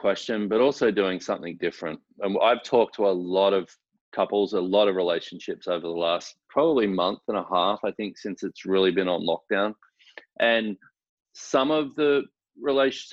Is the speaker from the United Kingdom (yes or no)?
no; Australia; now in Houston, United States; I am originally from Australia